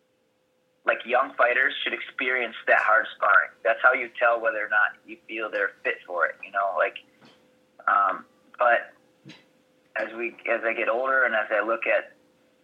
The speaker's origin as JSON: {"language": "English", "town": "Chicago", "region": "Illinois", "country": "United States", "said": "I'm from Chicago area"}